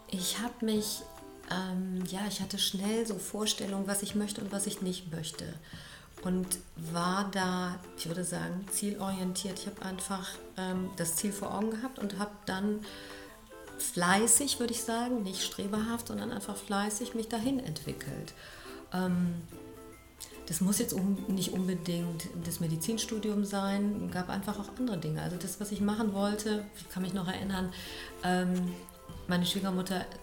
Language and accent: German; Düsseldorf, North Rhine-Westphalia, Germany; born there; der Chef in Köln kam auch aus Düsseldorf, so wie ich bin geborene Düsseldorferin.